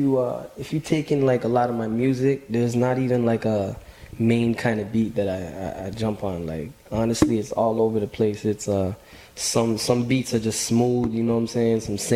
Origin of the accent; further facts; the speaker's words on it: Scarborough, Ontario, Canada; I think, shit, when I was growing up in Scarborough, like, I was like 7 years old